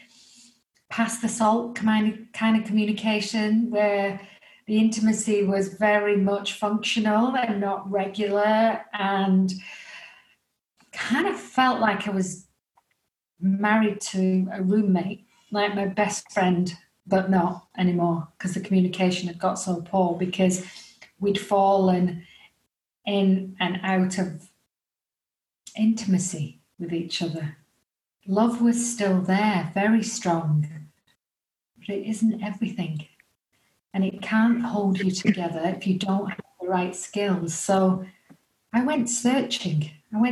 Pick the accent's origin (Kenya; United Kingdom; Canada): United Kingdom; England; as you can tell by my accent, I'm from England.